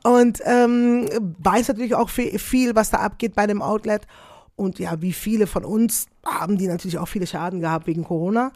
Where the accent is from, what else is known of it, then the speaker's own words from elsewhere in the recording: Netherlands; German is a second language; moved away as an adult; now in Belgium; Ich lebe in Belgien, komme aus Holland, lebe in Belgien, arbeite sehr, sehr viel in Deutschland